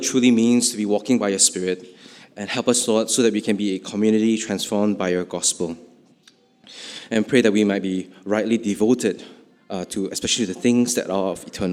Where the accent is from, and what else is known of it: Malaysia